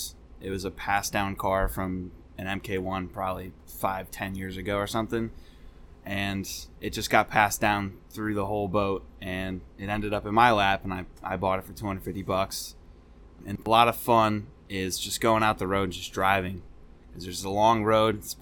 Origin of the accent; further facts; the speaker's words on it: Bethel, Connecticut, United States; moved away as an adult; also born or lived in Alaska; now in Newport, Rhode Island, United States; I grew up in Connecticut